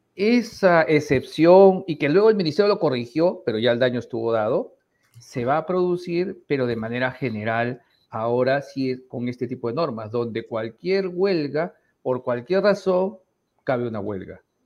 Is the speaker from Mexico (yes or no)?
no; Peru; somos todos los peruanos